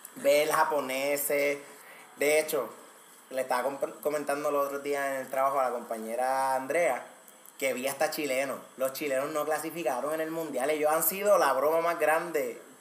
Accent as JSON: {"language": "Spanish", "country": "Puerto Rico", "said": "nosotros los boricuas"}